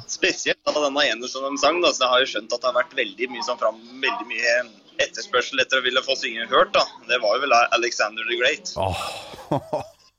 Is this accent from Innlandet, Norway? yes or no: yes; Etnedal, Innlandet, Norway; jeg kommer jo da fra Etnedal i Valdres